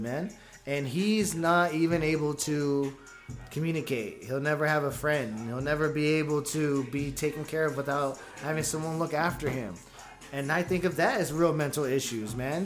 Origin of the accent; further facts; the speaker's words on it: California, United States; I grew up in California